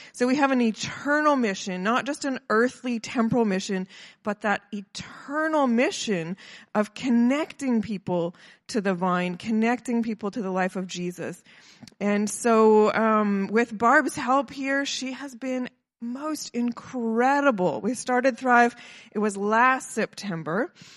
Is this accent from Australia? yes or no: no; Kelowna, British Columbia, Canada; I'm from Kelowna